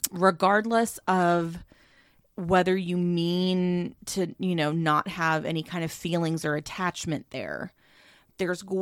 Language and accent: English; the South, United States; accent: southern; it's a DM I got in my southern accent twang.